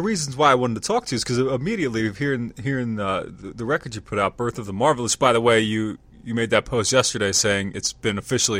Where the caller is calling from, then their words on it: Lancaster, Pennsylvania, United States; I'm in Pennsylvania. Well, Lancaster, Pennsylvania.